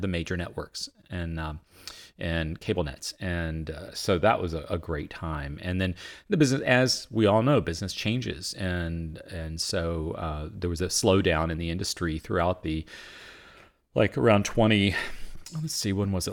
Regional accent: Vinton, Virginia, United States; moved away as an adult; also born or lived in Boston; I grew up in Virginia

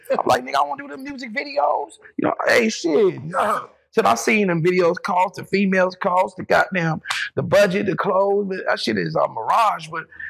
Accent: Topeka, Kansas, United States; I'm from Topeka, Kansas, capital.

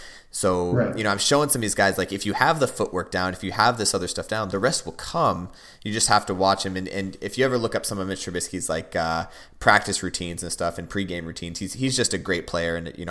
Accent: Chicago, Illinois, United States; born or raised there; moved away

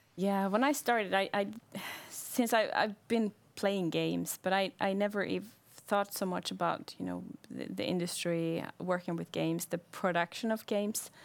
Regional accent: Bergen, Vestland, Norway; I'm from Bergen

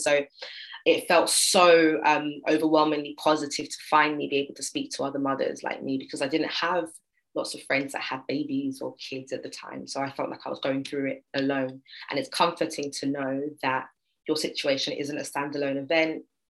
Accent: England, United Kingdom; being British, but from England

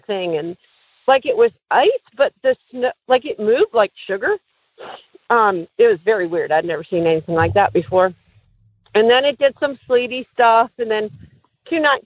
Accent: New Jersey, United States; moved away; I grew up in New Jersey, so I'm used to indoors with snow sliding off the roof

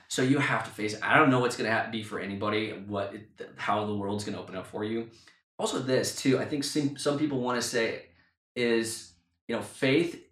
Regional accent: United States; moved away as an adult; also born or lived in London; we had to move back to my hometown near my parents.

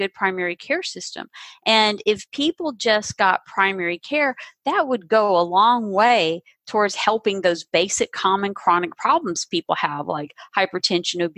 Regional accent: the South, United States; I grew up in the South, and we ate unhealthy

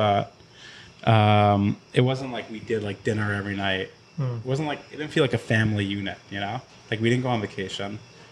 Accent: Long Island, New York, United States; We grew up in Long Island. We moved every like 1 or 2 years.

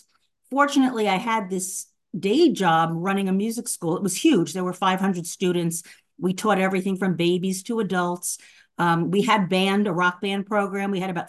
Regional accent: Long Island, New York, United States; moved away as an adult; also born or lived in Manhattan; now in Billings, United States; I'm originally from New York. I'm a native New Yorker.

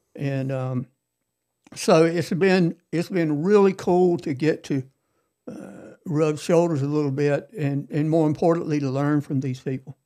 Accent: Cherokee Heights, Georgia, United States; I'm from Cherokee Heights

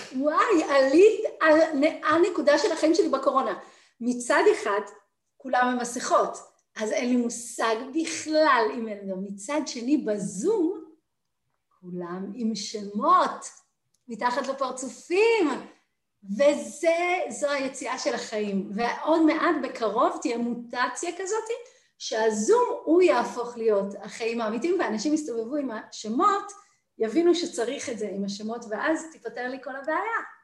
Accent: Jerusalem, Jerusalem District, Israel; moved away; also born or lived in New York / Tel Aviv; אני ירושלמית במקור

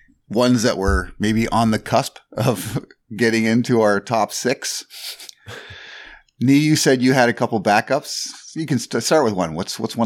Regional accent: Canada; just as a Canadian

